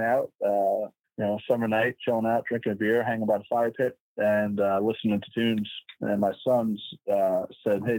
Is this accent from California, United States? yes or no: no; Long Island, New York, United States; I'm from the island of Long.